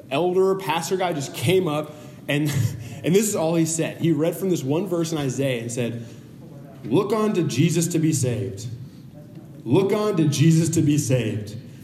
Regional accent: Beaufort, South Carolina, United States; moved away; we're from Beaufort, South Carolina originally

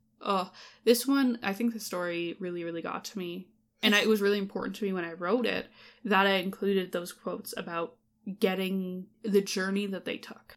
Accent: Canada; as a Canadian person

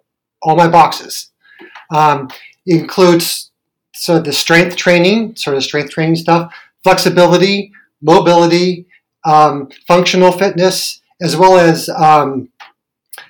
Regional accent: Santa Clara, California, United States; born and raised in Santa Clara, and went to high school here

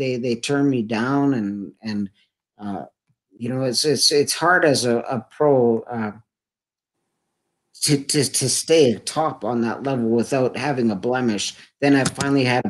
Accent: Edmonton, Alberta, Canada; my hometown here in Edmonton

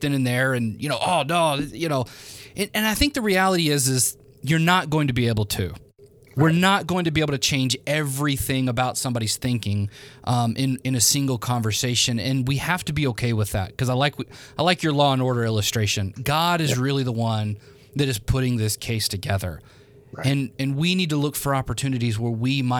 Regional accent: Memphis, Tennessee, United States; I'm from Memphis

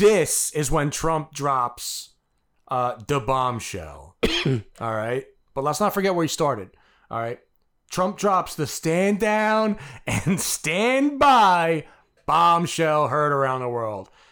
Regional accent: United States; I'm an American

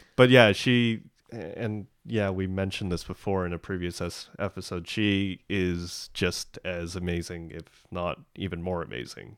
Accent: Canada; I'm Canadian. I'm, I grew up here

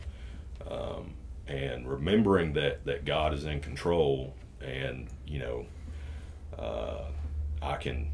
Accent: Walker County, Georgia, United States; also born or lived in Chickamauga, Georgia; I am born and raised in Walker County.

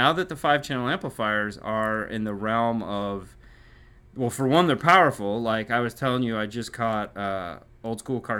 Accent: Michigan, United States; I'm from Michigan. I know what it's like.

